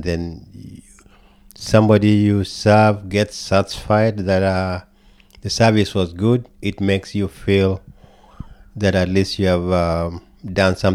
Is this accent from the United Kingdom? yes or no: no; Kenya; also born or lived in New York / New Jersey / Dallas, Texas / Minnesota; now in United States; I come from Kenya, born and raised, immigrated to America